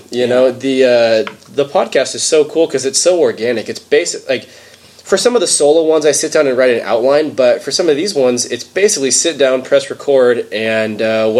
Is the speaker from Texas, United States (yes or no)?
no; California, United States; We had people come up to us and say, you're from California, huh? And I was like, yeah, how did you know?